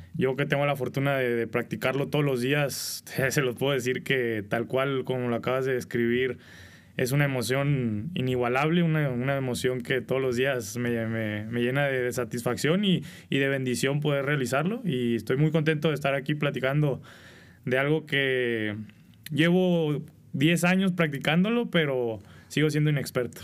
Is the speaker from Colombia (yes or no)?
no; Culiacán, Sinaloa, Mexico; moved away; a los 14 años, vivía en Culiacán. Soy originario de Culiacán, Sinaloa.